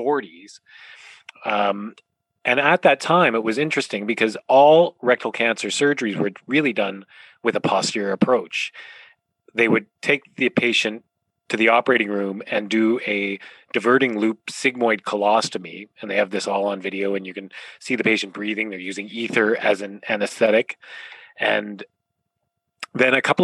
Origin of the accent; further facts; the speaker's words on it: Ontario, Canada; moved away as an adult; also born or lived in Calgary, Canada / Toronto, Canada; now in Vancouver, Canada; I grew up in Ontario in a small town